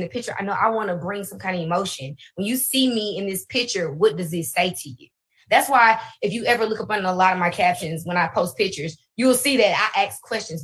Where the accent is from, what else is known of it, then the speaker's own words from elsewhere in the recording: Alabama, United States; also born or lived in Birmingham, Alabama / Huntsville, Alabama; I'm originally from Birmingham, Alabama. Then we moved to Huntsville, Alabama.